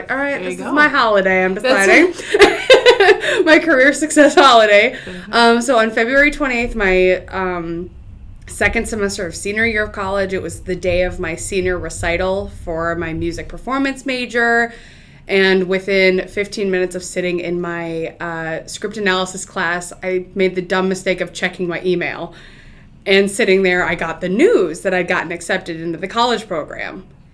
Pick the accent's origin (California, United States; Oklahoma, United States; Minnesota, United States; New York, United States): Minnesota, United States; Northfield; I grew up in Northfield, so college town.